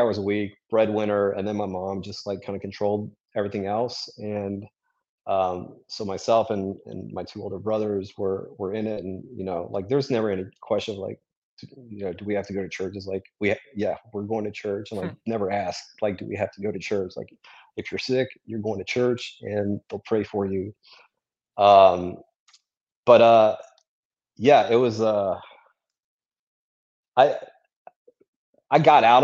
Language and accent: English; Durham, North Carolina, United States; also born or lived in France; we moved to North Carolina when I was four